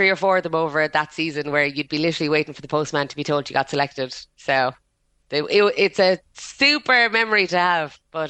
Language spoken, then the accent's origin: English; Cork, Munster, Ireland; I was from Cork.